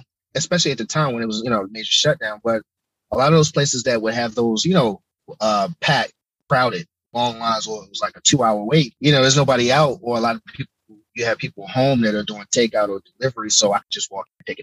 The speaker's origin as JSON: {"language": "English", "town": "Baltimore", "region": "Maryland", "country": "United States", "tie": "born or raised there", "said": "my hometown, Baltimore"}